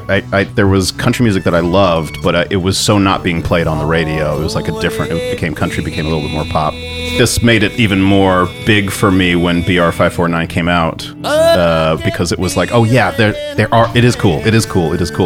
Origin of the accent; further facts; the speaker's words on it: San Antonio, Texas, United States; I grew up in San Antonio